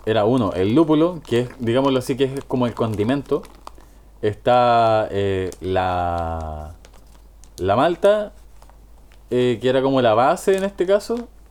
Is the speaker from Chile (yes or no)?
yes; Chillán, Ñuble, Chile; moved away; Yo me fui hace 8 años de Chillán, 9 años más o menos. No, más, hace 10 años ya de Chillán. Y volví hace, puta, comienzo de pandemia, marzo de 2020.